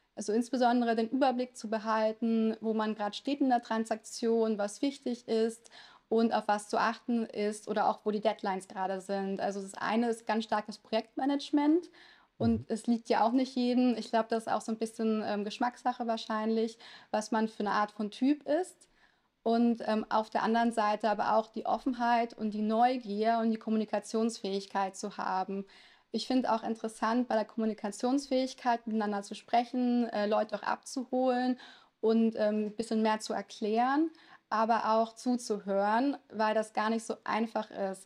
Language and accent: German; a small town in Lower Saxony, Germany; first language Italian; German is a second language; Wir hatten auch ganz klischeemäßig ein italienisches Restaurant in einem kleinen Ort in Niedersachsen